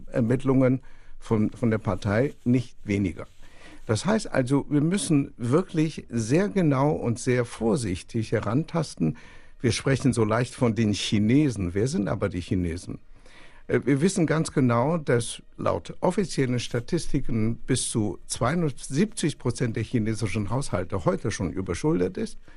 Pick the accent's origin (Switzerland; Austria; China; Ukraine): China; Ich erinnere mich noch, ich komme aus China